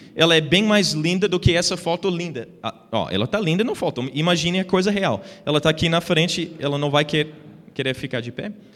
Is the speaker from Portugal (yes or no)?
no; United States; Portuguese is a second language; moved away as an adult; now in Brazil; eu nasci nos Estados Unidos, fui criado lá